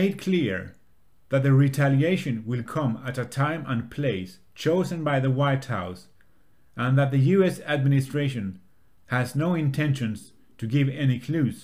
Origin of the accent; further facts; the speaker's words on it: Lund, Skåne, Sweden; my hometown, Lund